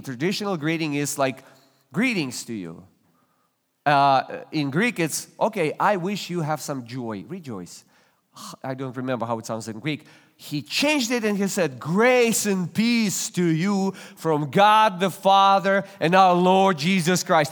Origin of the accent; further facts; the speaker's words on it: Russia; now in United States; I was born and raised in Russia